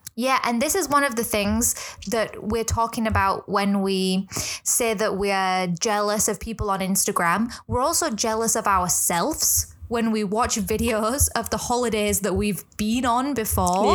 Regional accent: England, United Kingdom; now in Hong Kong; I'm from England

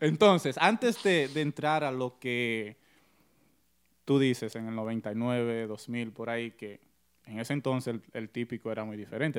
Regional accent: United States; yo soy americano

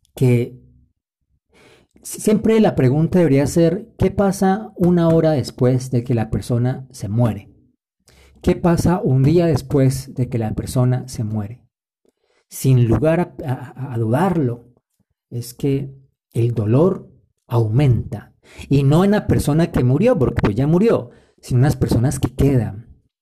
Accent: Colombia; En mi país, Colombia

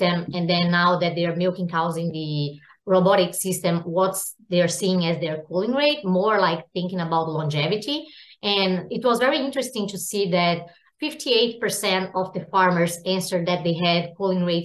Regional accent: Brazil; moved away as an adult; now in United States; I'm also from Brazil and went to vet school in Brazil and did my master and PhD back in Brazil

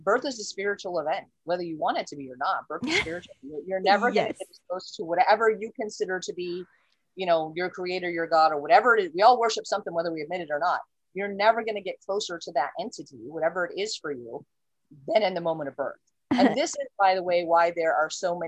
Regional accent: United States; first language English; moved away; also born or lived in Saudi Arabia; I'm from America, but I lived in Saudi

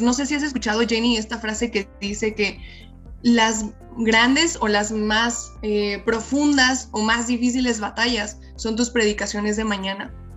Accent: Mexico; soy mexicana

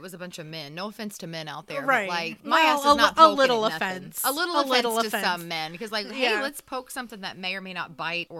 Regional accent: Indiana, United States; I'm from here, from Indiana

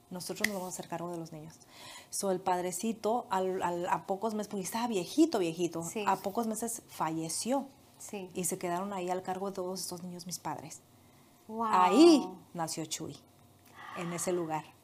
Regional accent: Morelia, Michoacán, Mexico; moved away as an adult; also born or lived in Guadalajara, Jalisco; Yo nací allá eh, en Morelia

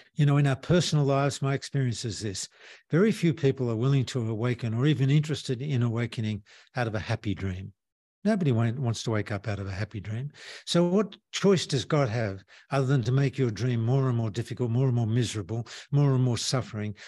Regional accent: Australia; moved away; I'm from Australia

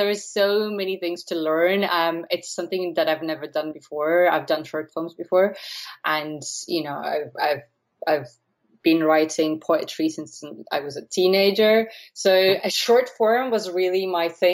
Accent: Latvia; now in Blessington, Ireland; I wrote it in Latvian originally, so I'm from Latvia

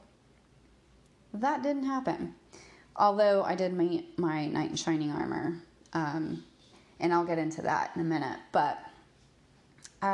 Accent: Texas, United States; moved away as an adult; also born or lived in Hawaii; I grew up in Texas

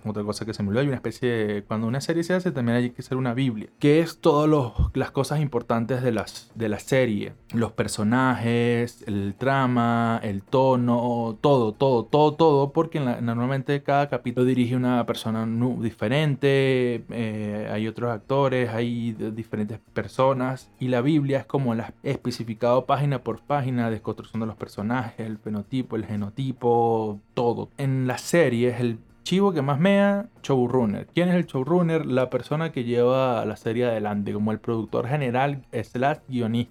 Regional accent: Venezuela; moved away as an adult; decidí irme de mi ciudad natal a estudiar cine en otra ciudad de Venezuela

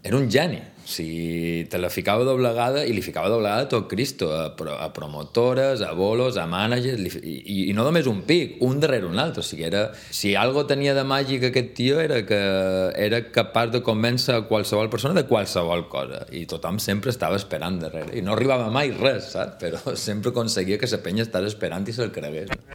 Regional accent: Majorca, Balearic Islands, Spain; moved away as an adult; now in Vic, Spain; som mallorquí

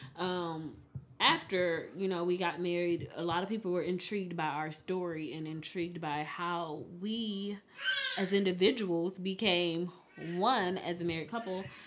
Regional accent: Detroit, Michigan, United States; I'm from Detroit, Michigan

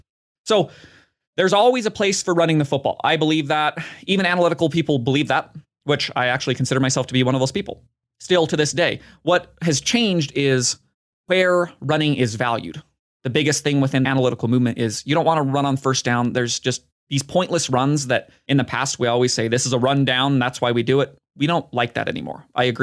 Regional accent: Nebraska, United States; Maybe it's because I'm so biased and I grew up in Nebraska when they were at the peak of their powers

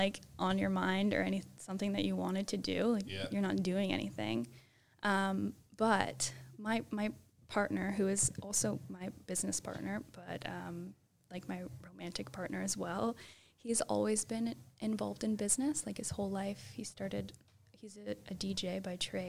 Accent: Halifax, Nova Scotia, Canada; I'm born and raised in Halifax, Nova Scotia

